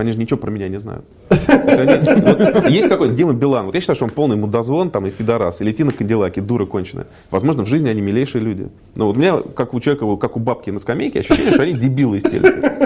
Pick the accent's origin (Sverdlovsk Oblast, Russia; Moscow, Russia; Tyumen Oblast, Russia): Moscow, Russia; also born or lived in United States; Родился в Москве